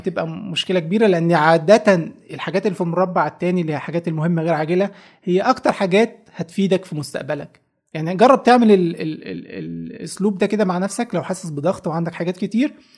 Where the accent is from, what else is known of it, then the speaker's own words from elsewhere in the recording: Egypt; عندنا في مصر